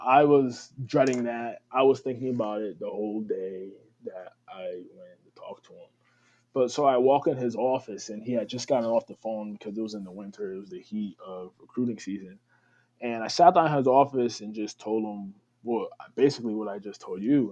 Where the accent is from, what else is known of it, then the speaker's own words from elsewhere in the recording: New Haven, Connecticut, United States; also born or lived in Schenectady, New York; I was born and raised in New Haven, Connecticut, the Westville area. Um, still where I reside